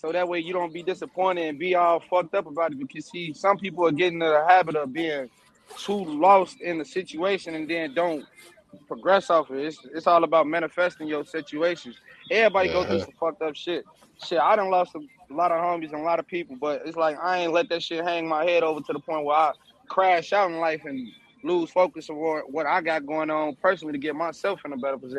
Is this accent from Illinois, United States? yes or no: yes; Chicago, Illinois, United States; Being in Iraq is like being wherever you grow up at.